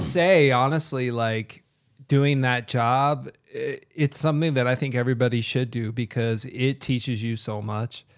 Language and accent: English; Kentucky, United States; moved away as an adult; also born or lived in Chicago; now in Las Vegas, United States; I loved growing up in Kentucky, but I just wanted to get out of there